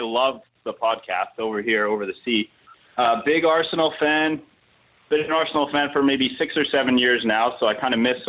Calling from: Winnipeg, Manitoba, Canada; I'm calling from all the way over in Canada. I'm in Winnipeg, Manitoba.

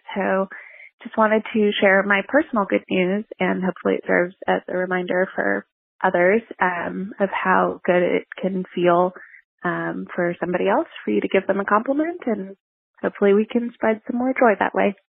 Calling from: Tallahassee, Florida, United States; I'm calling in from Tallahassee, Florida

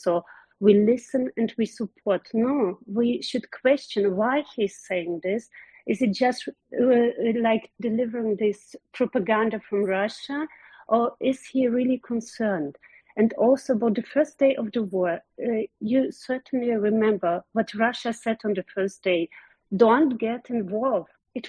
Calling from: Germany; I'm calling from Germany

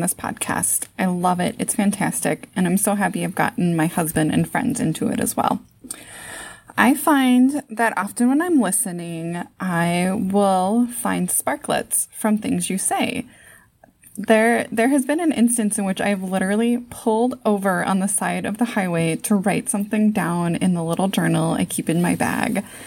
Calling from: Saint Paul, Minnesota, United States; I'm calling from Saint Paul, Minnesota.

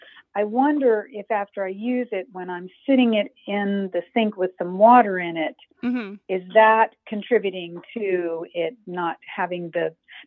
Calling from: Augusta, Georgia, United States; Augusta, Georgia.

